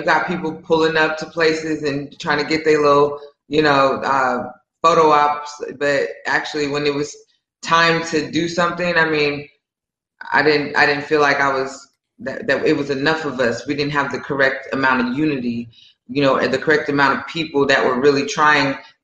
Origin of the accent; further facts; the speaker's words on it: San Jose, California, United States; moved away as an adult; also born or lived in Atlanta, Georgia; now in Puerto Rico; I'm from San Jose, California. So I grew up pretty liberal.